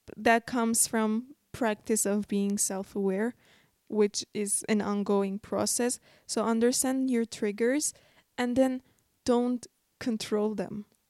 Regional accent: Armenia

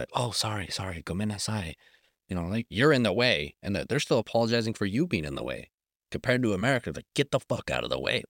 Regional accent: Colorado, United States; moved away; I'm from Colorado originally, so we're used to the cold winters or the dry summers

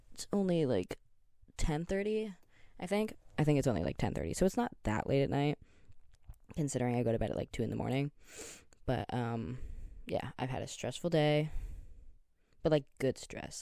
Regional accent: Canada; I'm Canadian

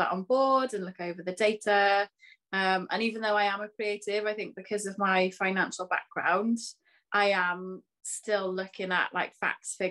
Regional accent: Pembrokeshire, Wales, United Kingdom; now in Cardiff, United Kingdom; I'm originally from Pembrokeshire

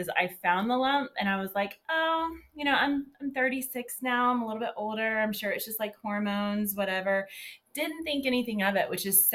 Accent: Georgia, United States; I was born and raised in Georgia. I still live here today.

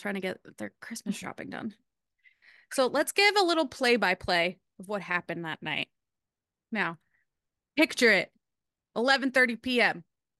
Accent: Rhode Island, United States; I'm from Rhode Island.

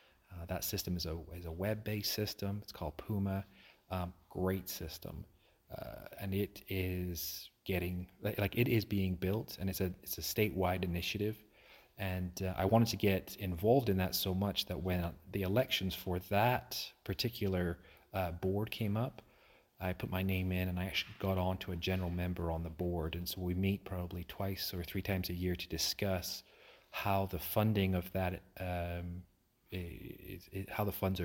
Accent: Aberdeen, Scotland, United Kingdom; Yeah, I grew up in Aberdeen, Scotland. And so I'm been there my whole life.

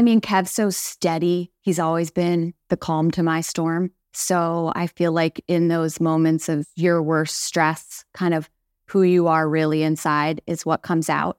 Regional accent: St. Louis, Missouri, United States; moved away as an adult; now in Mechanicsburg, United States; I grew up in Saint Louis, Missouri, one of six kids

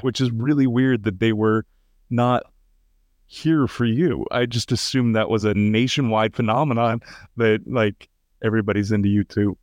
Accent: United States; I'm third generation American, yeah, uh, and my, my ancestors go back to Ireland

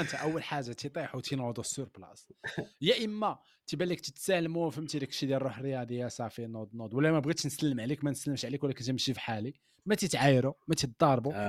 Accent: Morocco; كبرنا في المغرب

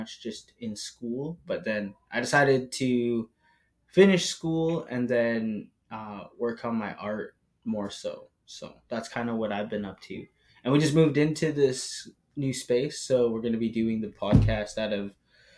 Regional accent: Brocket, Alberta, Canada; moved away as an adult; now in Vancouver, Canada; I grew up going to powwows back home, so I'm from Brockett

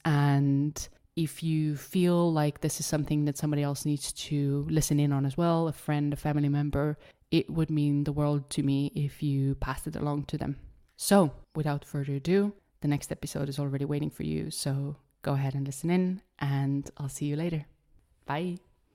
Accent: Estonia; English is a second language; I am born and raised in Estonia, hence the funky little accent

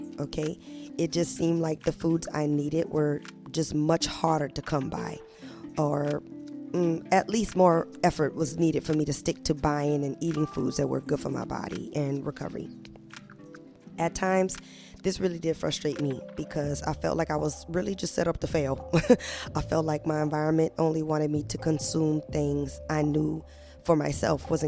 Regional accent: New Orleans, Louisiana, United States; I grew up in New Orleans, Louisiana

